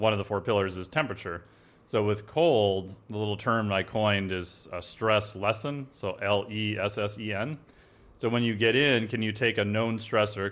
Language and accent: English; Minnesota, United States; I'm from Minnesota